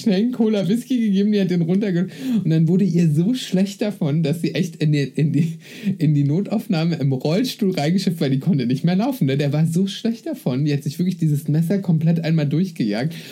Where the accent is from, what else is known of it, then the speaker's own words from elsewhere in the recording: eastern Germany, Germany; now in Berlin, Germany; Ich komme aus dem Osten